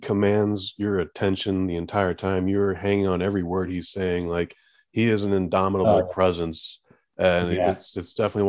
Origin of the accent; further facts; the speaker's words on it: United States; I'm from America